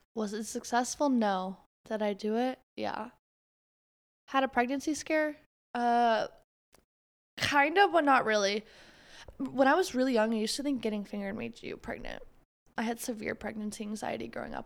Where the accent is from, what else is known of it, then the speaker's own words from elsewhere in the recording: Florida, United States; I'm from Florida